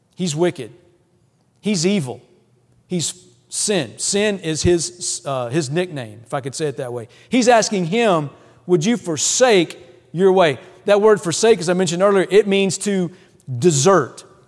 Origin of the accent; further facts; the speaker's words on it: Louisiana, United States; moved away; I'm from the South, I'm, I grew up in Louisiana